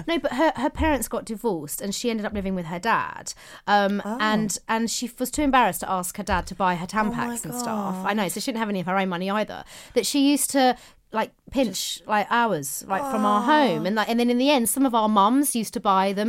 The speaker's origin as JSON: {"language": "English", "region": "London", "country": "United Kingdom", "lives_now": "Dallas, United States", "said": "I'm from London, but live in Dallas, Texas, and listening to you makes me feel like I'm back home."}